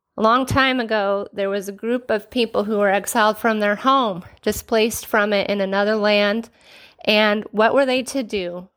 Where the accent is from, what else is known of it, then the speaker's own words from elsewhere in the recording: Renton, Washington, United States; born and raised in the Pacific Northwest, lived in the city of Renton, courtesy the West Hill since I was eight years old.